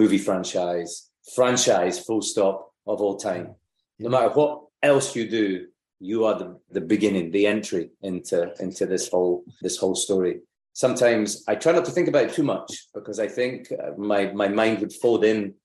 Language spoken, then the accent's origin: English; Lockerbie, Scotland, United Kingdom; where I grew up in Lockerbie